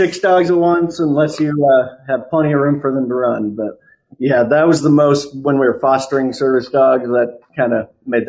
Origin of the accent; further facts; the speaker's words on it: Wichita, Kansas, United States; also born or lived in Tulsa, Oklahoma; now in Kansas City, United States; I grew up in Wichita, Kansas